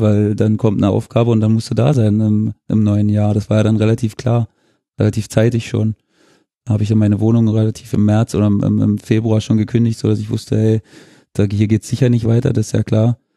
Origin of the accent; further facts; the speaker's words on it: Germany; moved away; meine Heimat war genau zwischen Dresden und Cottbus